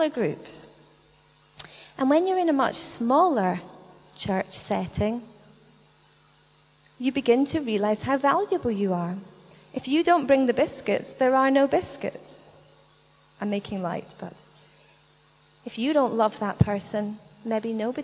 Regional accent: United Kingdom; we're British

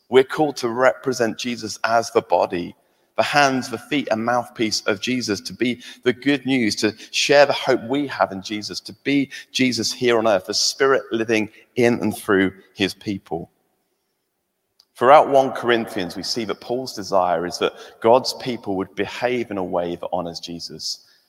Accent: England, United Kingdom; now in Scotland; I'm England, I'm English

